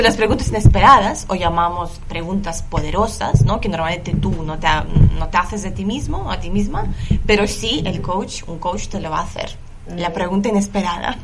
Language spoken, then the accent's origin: Spanish; Lithuania; Spanish is a second language; moved away as an adult; now in Barcelona, Spain; Yo soy de Lituania